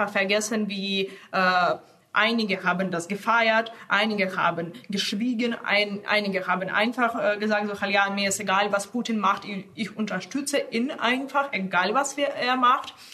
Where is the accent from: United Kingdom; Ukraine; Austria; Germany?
Ukraine; Also ich bin Ukrainerin mit äh, russischem Hintergrund, äh, also russisch, belarussisch, jüdisch, polnisch.